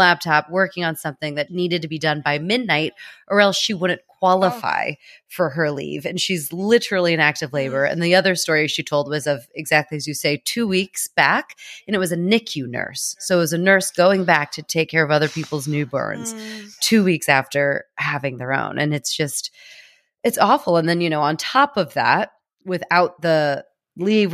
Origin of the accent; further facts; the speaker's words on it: United States; an American